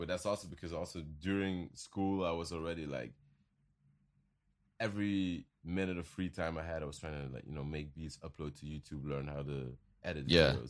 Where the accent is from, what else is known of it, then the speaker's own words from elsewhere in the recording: Belgium; And he didn't even know I was from Belgium.